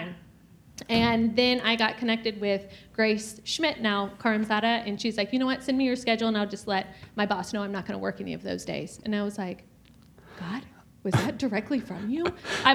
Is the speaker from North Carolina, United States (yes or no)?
no; Georgia, United States; moved away as an adult; also born or lived in California / South Carolina; now in Wisconsin, United States; we're originally from Georgia